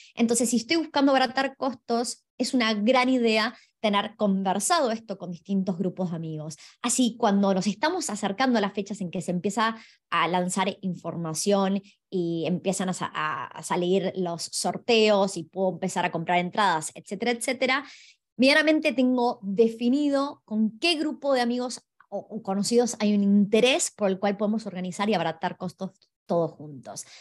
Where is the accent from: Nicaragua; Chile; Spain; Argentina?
Argentina; yo soy de Argentina